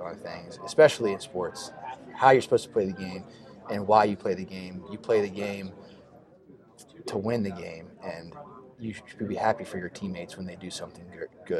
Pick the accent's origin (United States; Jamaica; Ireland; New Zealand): United States; Pittsburgh, Pennsylvania; I just love my hometown